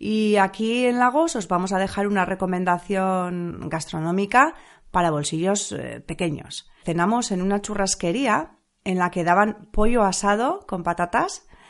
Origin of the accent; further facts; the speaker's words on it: San Sebastián, Basque Country, Spain; nosotros, pues que somos de Donosti y nos solemos acercar bastantes veces a la Zurriola y a Zarauz